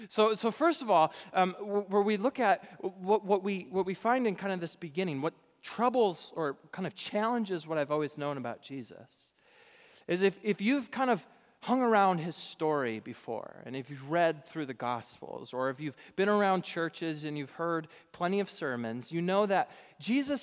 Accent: Richmond, Michigan, United States; moved away; my hometown congregation back in Richmond, Michigan.

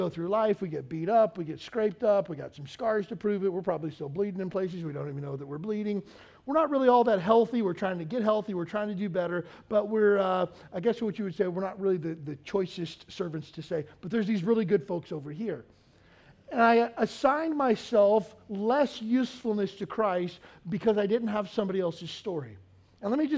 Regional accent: Kentucky, United States; moved away as an adult; also born or lived in Pensacola, Florida; now in Hawaii, United States; I grew up in Kentucky in a small town and joined the Navy right out of high school

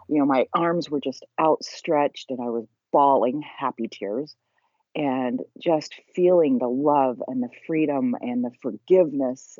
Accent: Salt Lake City, Utah, United States; I was raised in Salt Lake City, Utah

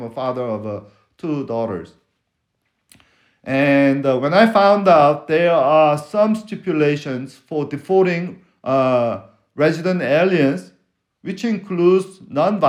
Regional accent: Seoul, South Korea; accent: foreign accent; English is a second language; now in Texas, United States; I'm from West Korea. Seoul is in the west of Korea

